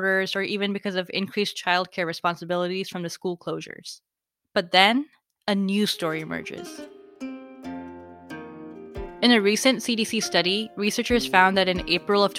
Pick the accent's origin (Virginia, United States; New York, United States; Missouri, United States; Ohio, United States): Virginia, United States; my home state of Virginia